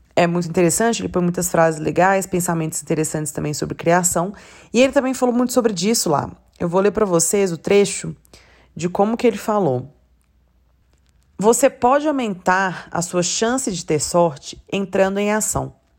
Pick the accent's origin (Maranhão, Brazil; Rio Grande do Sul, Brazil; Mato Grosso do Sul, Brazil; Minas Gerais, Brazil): Minas Gerais, Brazil; Belo Horizonte; Eu sou de Belo Horizonte, eu nunca morei numa cidade que, sei lá, fosse forte por isso